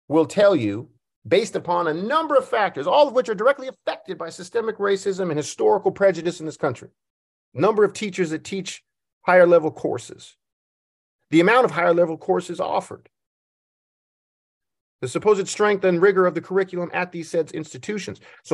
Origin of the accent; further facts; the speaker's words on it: Montana, United States; moved away as an adult; now in Oregon, United States; That scholarship was the only reason I came from Montana and ended up in Oregon playing basketball.